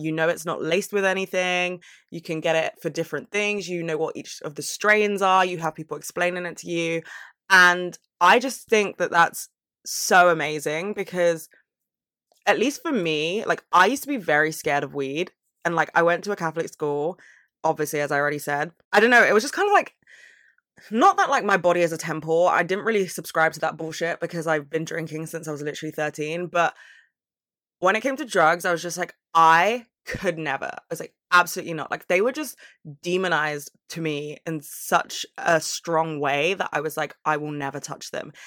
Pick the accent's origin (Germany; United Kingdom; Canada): United Kingdom; London; I'm from London